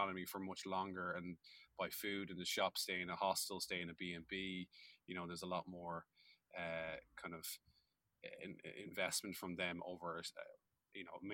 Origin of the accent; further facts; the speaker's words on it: Ireland; we're both from Ireland